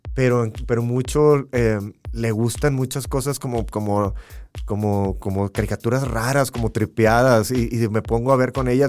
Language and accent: Spanish; Matamoros, Tamaulipas, Mexico; Yo soy de Matamoros, Tamaulipas, y, y pues nací pegado a, la, frontera